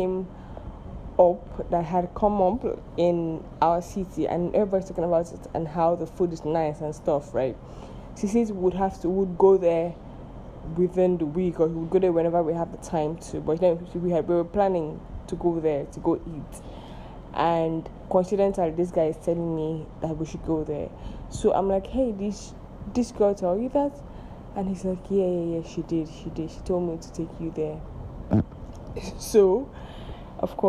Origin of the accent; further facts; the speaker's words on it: Nigeria; I am Nigerian